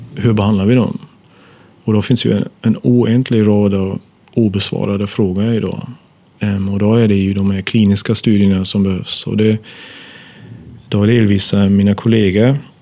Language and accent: Swedish; Germany; Swedish is a second language; moved away as an adult; now in Sweden; så kommer jag från Tyskland urs ursprungligen